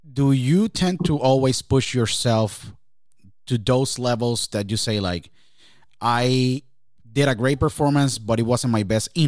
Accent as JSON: {"language": "English", "town": "Shrewsbury", "region": "New Jersey", "country": "United States", "also_born_or_lived": "Jacksonville", "said": "I came from Shrewsbury, New Jersey, then I went to Jacksonville, and I make it here"}